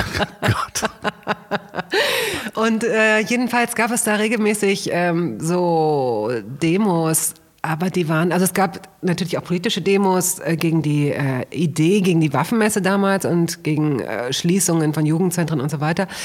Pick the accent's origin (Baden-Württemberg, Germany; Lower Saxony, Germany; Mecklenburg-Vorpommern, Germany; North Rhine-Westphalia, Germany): Lower Saxony, Germany; Hanover; ich komme aus Hannover und da gab es äh, so, da gab es eine ganz lebendige und sehr kreative Punk-Szene.